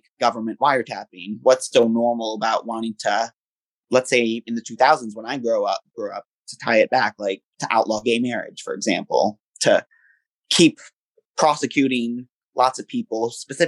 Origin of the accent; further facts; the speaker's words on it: United States; here in my home country in the United States